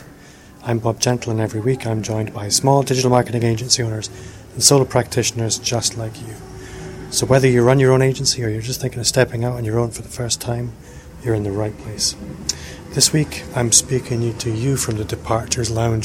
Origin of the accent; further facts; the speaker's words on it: Scotland, United Kingdom; I'm Scottish.